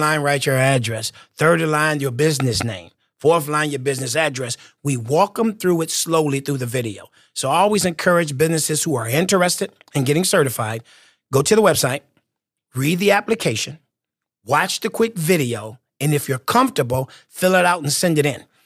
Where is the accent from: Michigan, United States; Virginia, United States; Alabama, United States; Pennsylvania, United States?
Michigan, United States; moved away as an adult; also born or lived in Washington, D.C.; my home state of Michigan